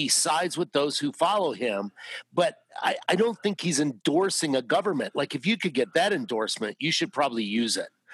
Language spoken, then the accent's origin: English; Canada; now in United States; I was born in Canada